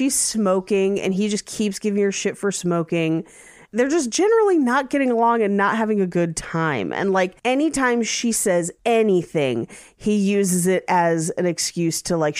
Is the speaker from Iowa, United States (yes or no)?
no; California, United States; So growing up in the Bay Area, when we would go to Santa Cruz, there's a lift that goes just back and forth across the beach.